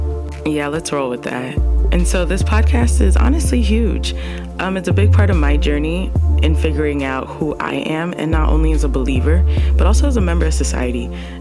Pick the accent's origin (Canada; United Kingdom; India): Canada; Now, I'm 100% Ghanaian, okay, ethnic roots. I'm Canadian, maple syrup, but I'm also American as well.